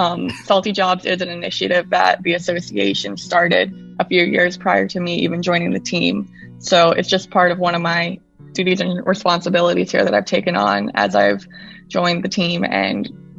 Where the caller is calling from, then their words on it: Fort Lauderdale, Florida, United States; I am coming from sunny and hot South Florida, Fort Lauderdale.